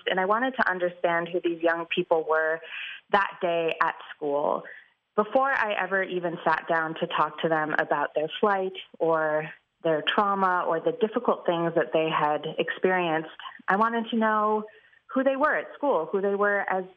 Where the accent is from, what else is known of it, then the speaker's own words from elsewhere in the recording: Chicago, Illinois, United States; I grew up in Chicago. I went to high school in Chicago